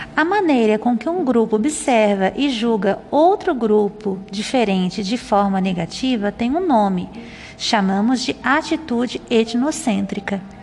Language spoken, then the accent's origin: Portuguese; Santa Catarina, Brazil; moved away as an adult; now in Goiás, Brazil; Nasci e fui criada a minha vida inteira em Santa Catarina, no sul do Brasil. Porém, vivo e trabalho aqui